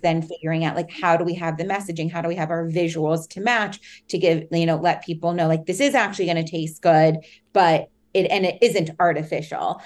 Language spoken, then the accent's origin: English; New York City, New York, United States; also born or lived in Hanover, New Hampshire; I grew up in New York City, in Manhattan, so right dead in the center of the city